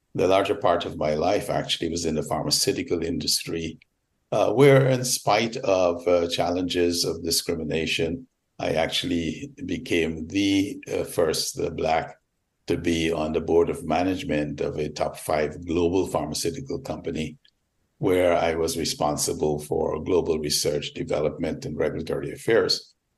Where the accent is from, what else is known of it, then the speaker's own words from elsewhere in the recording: Georgetown, Demerara-Mahaica, Guyana; moved away as an adult; now in United States; I was born in Georgetown, British Guiana, now Guyana, of course. Came to America at age 20